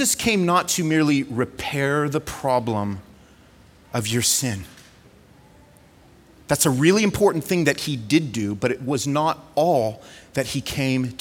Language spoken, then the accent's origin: English; California, United States; moved away; I'm from California